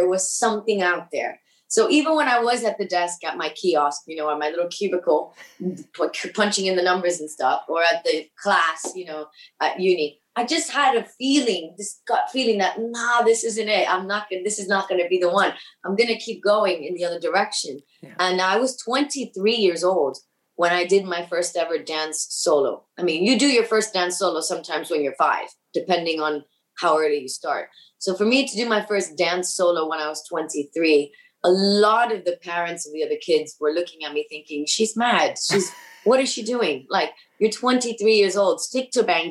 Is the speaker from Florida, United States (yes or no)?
yes; Miami, Florida, United States; first language Spanish; English is a second language; moved away; my hometown, Miami